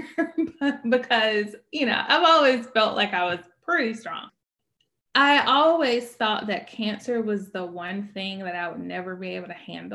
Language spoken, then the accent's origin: English; Birmingham, Alabama, United States; moved away as an adult; also born or lived in Louisville, Kentucky; I am from Birmingham originally, but then I lived in a bunch of other places